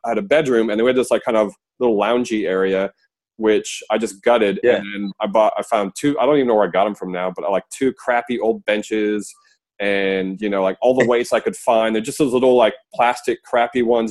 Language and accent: English; United States; now in Australia; me being American, but I live in Australia now